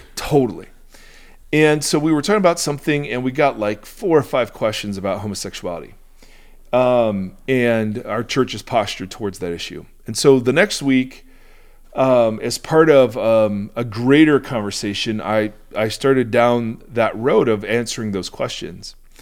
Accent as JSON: {"language": "English", "country": "United States", "said": "I, as an American"}